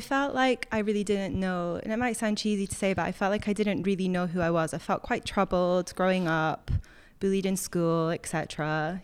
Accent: Scotland, United Kingdom; moved away

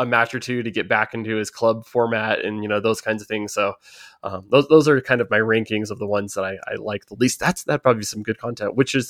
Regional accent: United States; we're Americans, we say soccer.

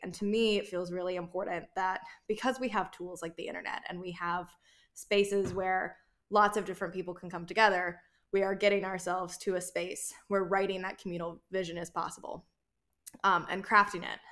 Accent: North Carolina, United States; moved away; I grew up half in North Carolina and half in South Carolina, and the North Carolina that I've moved back to as an adult

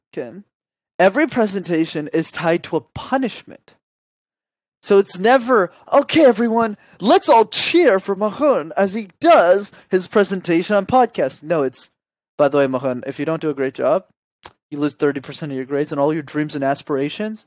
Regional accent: Montreal, Quebec, Canada; I grew up in Montreal.

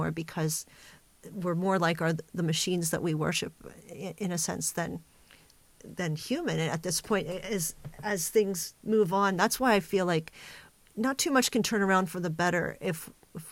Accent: United States; I'm really American

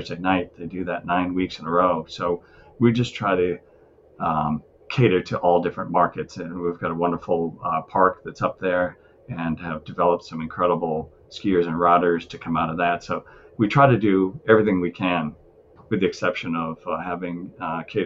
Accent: Worcester, Massachusetts, United States; we grew up in Worcester

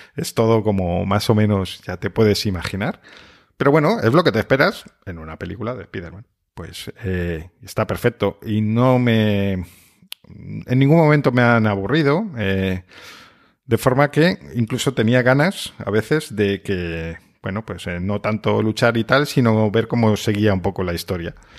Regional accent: Spain; aquí somos un país tan sumamente de Xbox

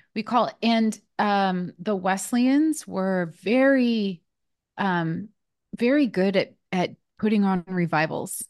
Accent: West Coast, United States; moved away as an adult; also born or lived in Nashville, Tennessee; I'm from the West Coast

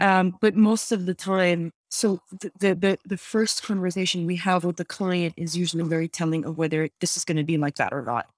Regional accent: Lebanon; born or raised there; now in Montreal, Canada

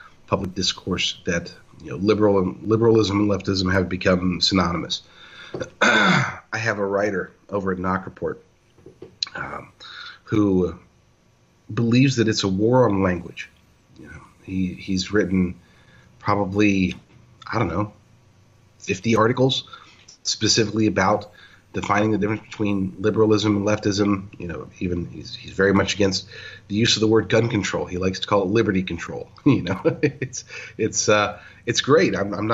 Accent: Oklahoma, United States; moved away; I'm from Oklahoma

